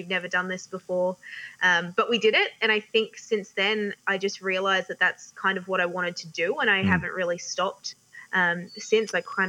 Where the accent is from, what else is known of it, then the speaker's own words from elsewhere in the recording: Townsville, Queensland, Australia; Yeah, look, it's a lot warmer living up in Townsville. it's really great. It's a great part of the world. Definitely holds a special spot for me